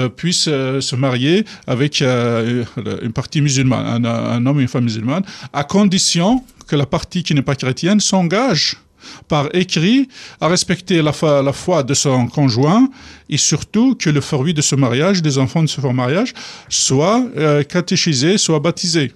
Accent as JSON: {"language": "French", "region": "Kabylie", "country": "Algeria", "tie": "born or raised there", "moved": "as an adult", "said": "je suis arrivé d'Algérie"}